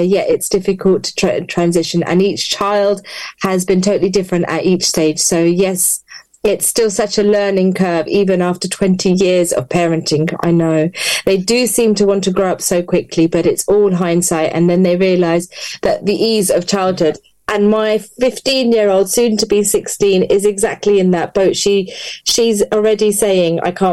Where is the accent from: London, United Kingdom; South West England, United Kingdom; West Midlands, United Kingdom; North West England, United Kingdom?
London, United Kingdom; moved away as an adult; now in Luton, United Kingdom; I'm from West London